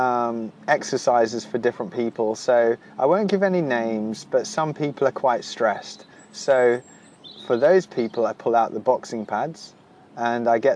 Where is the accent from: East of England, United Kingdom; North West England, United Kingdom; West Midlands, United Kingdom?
West Midlands, United Kingdom; Wolverhampton; also born or lived in South London; now in London, United Kingdom; I hail from Wolverhampton, which is my hometown